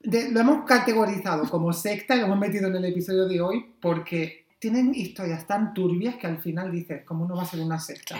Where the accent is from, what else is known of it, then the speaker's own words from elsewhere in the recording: Almería, Andalusia, Spain; also born or lived in Pennsylvania; yo soy de Almería